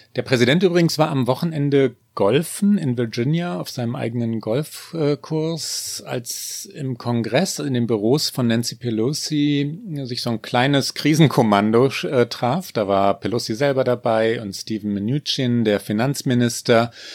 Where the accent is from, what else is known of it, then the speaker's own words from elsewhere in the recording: Germany; uns Deutschen